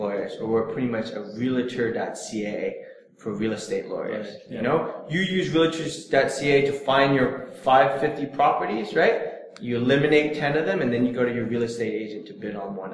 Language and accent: English; Silicon Valley, California, United States; moved away; I'm from Silicon Valley